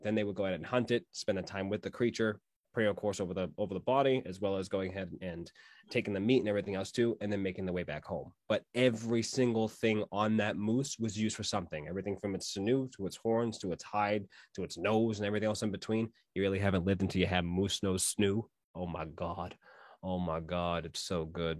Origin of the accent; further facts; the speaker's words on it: Massachusetts, United States; where I my hometown is and went up north from Boston, that is pretty much where my entirety of my tribe existed